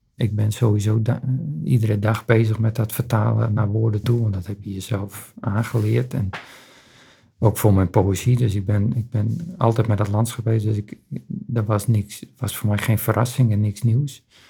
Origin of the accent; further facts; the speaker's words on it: Friesland, Netherlands; zijn we daarin opgegroeid en is die binding ontstaan. Dit is mijn geboortegrond.